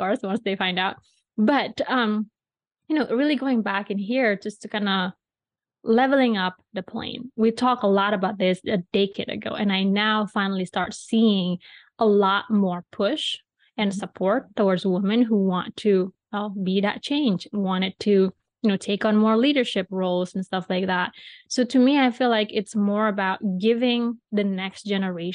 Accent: Bali, Indonesia; moved away; when I was growing up in Bali

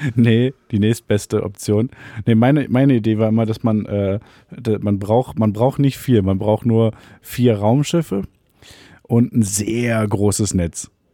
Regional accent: a small village near Cologne, North Rhine-Westphalia, Germany; in dem Dorf, in dem wir aufgewachsen sind

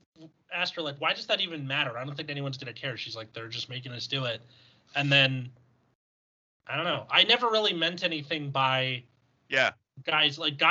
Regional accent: California, United States; I'm from California. Like, gal and y'all entered my vocabulary around college.

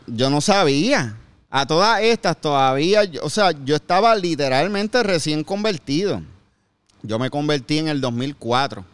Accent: Bayamón, Puerto Rico; moved away as an adult; En Puerto Rico, yo, yo soy de Bayamón. Yo toda ah, mi vida he, vivido en Bayamón hasta que me mudé después del huracán

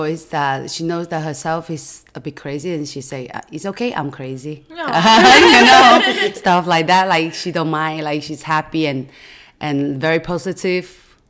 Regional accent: China; English is a second language; moved away as an adult; I'm from China

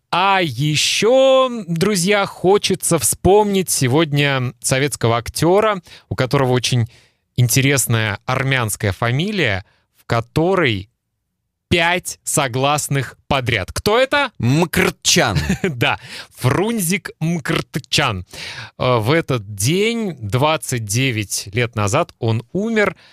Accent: Kaliningrad, Kaliningrad Oblast, Russia; moved away; города Калининград, откуда я родом и где живут мои родители

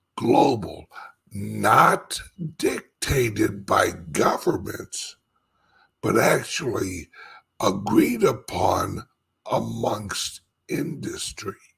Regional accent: St. Louis, Missouri, United States; moved away as an adult; now in Florida, United States; St. Louis will always be my hometown.

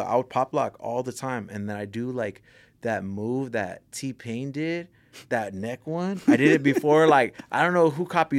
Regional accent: Pico Rivera, California, United States; They know … from L.A. You know, I grew up in Pico Rivera and South Armani, so the 562/626, you know, both of them right there.

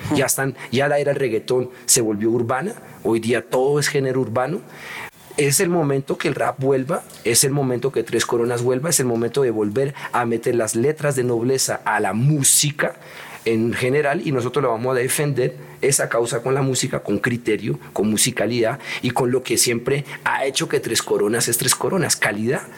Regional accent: Colombia; moved away as an adult; also born or lived in New York / Europe; me gusta estar en mi tierrita. Yo viví mucho tiempo afuera de Colombia y ya mm, a mí me gusta estar acá

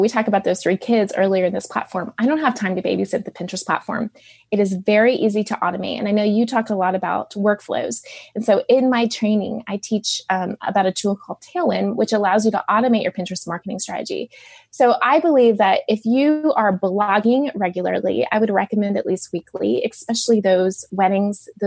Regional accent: Dallas, Texas, United States; I grew up in Dallas

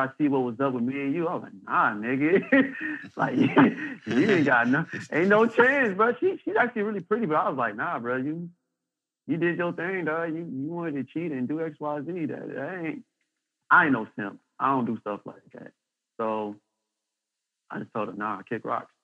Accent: Saginaw, Michigan, United States; I was born and raised in Saginaw

